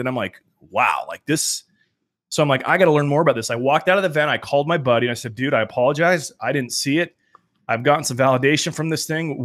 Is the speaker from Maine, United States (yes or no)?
no; Salt Lake City, Utah, United States; I'm from Salt Lake City